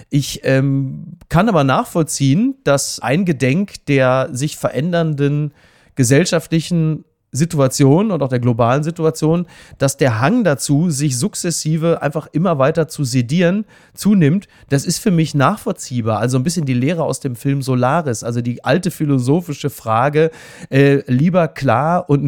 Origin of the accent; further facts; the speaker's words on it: Henrichenburg, North Rhine-Westphalia, Germany; Bei mir in meiner Hausbank in Henrichenburg, wo ich herkomme auf meinem Dorf, wurde der Geldautomat gesprengt und meine Hausbank überfallen.